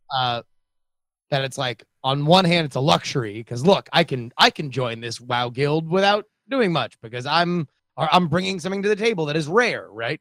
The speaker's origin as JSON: {"language": "English", "country": "United States", "tie": "born or raised there", "also_born_or_lived": "Southern California / Florida", "moved": "yes", "said": "as a young lad growing up in both Southern California and Florida"}